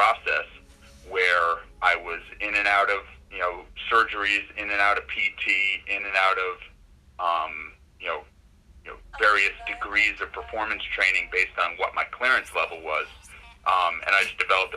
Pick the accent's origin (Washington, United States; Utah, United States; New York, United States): New York, United States; Poughkeepsie; also born or lived in Bronx, New York; So I'm from New York State. I grew up upstate in the Poughkeepsie, New York area